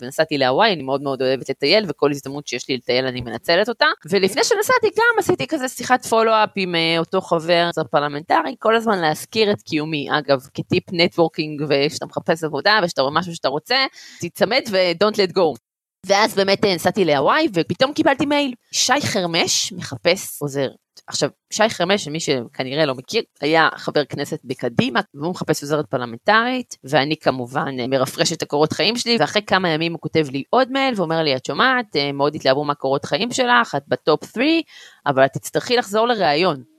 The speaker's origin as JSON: {"language": "Hebrew", "town": "Gan Yavne", "region": "Central District", "country": "Israel", "tie": "born or raised there", "also_born_or_lived": "Beersheba", "said": "נולדתי בבאר שבע וגדלתי בחור קטן שנקרא גן יבני"}